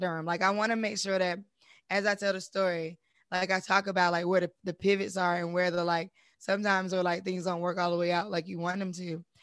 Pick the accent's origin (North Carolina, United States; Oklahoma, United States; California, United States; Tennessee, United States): North Carolina, United States; Durham; I'm from Durham originally